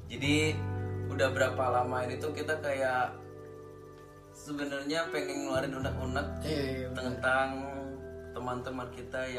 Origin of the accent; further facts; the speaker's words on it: Kalimantan, Indonesia; also born or lived in Bandung; now in Germany; asal dari Kalimantan kuliah lama di Bandung nggak lama banget tapi staynya lama di Bandung terus lanjut ke Jerman ambil Ausbildung